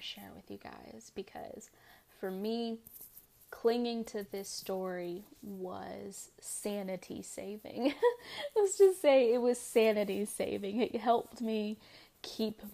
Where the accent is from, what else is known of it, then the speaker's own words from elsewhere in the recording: United States; I'm an American